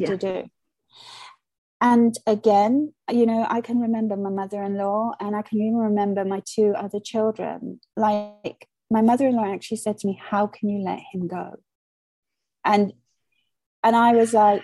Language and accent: English; Malaysia; now in United Kingdom; I was born and brought up in Malaysia.